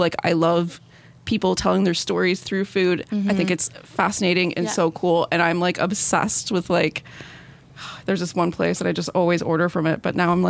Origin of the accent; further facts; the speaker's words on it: Northern Ontario, Canada; moved away; I'm from Northern Ontario